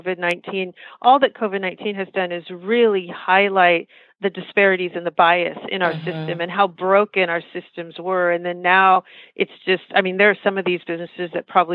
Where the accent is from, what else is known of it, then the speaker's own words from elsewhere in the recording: United States; I'm American Indian